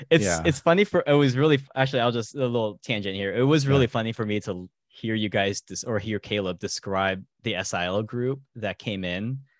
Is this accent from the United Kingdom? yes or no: no; Philippines; English is a second language; Being a being an MK out in the Philippines as a Filipino uh, who only really understood a faint amount of Tagalog